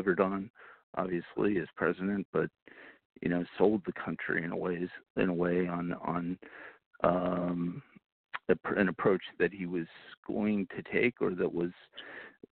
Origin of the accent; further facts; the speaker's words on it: Lehigh Valley, Pennsylvania, United States; moved away as an adult; also born or lived in Miami / Washington; growing up in Pennsylvania, in an industrial area of Pennsylvania in the Lehigh Valley